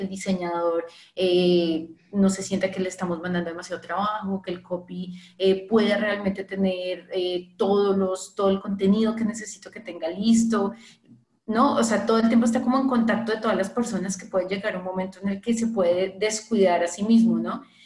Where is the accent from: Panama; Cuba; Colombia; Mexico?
Colombia; now in Brazil; yo soy colombiana